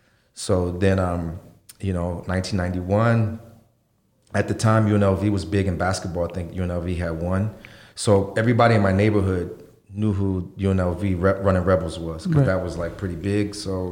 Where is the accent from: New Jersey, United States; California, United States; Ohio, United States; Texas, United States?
New Jersey, United States; Atlantic City; moved away as an adult; also born or lived in New York; now in Las Vegas, United States; I grew up in Atlantic City, New Jersey, South Jersey, and, you know, casinos.